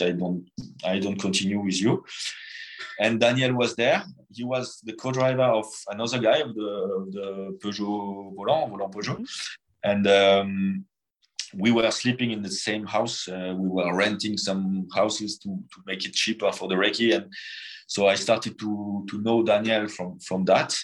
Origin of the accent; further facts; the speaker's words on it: France; born or raised there